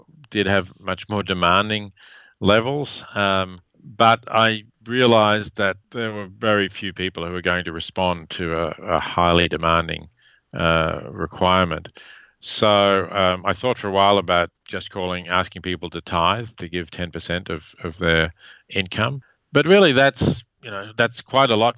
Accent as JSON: {"language": "English", "country": "Australia", "accent": "Australian", "moved": "yes", "lives_now": "United States", "said": "my Australian accent"}